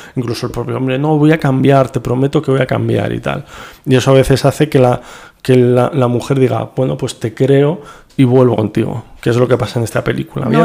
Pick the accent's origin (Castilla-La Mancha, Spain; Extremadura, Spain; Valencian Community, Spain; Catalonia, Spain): Castilla-La Mancha, Spain; Toledo; Como toledano